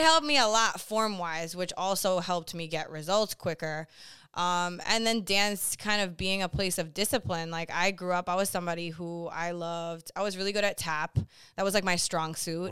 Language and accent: English; Boston, Massachusetts, United States; I'm originally from Boston, Massachusetts